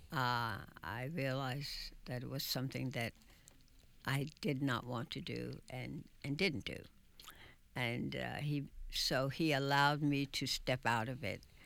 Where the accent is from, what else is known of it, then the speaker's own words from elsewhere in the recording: New York City, New York, United States; also born or lived in Bronx; we lived in an area that is now known in Manhattan as El Barrio